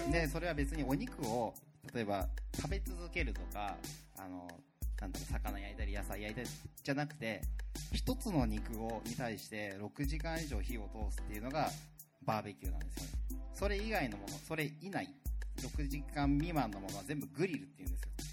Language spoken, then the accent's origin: Japanese; Itoshima, Fukuoka, Japan; moved away as an adult; also born or lived in Tokyo; now in Fukuoka, Japan; 僕はあの出身が糸島なんですね